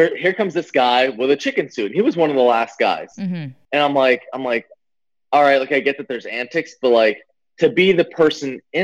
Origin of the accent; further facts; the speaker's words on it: Florida, United States; I'm from Florida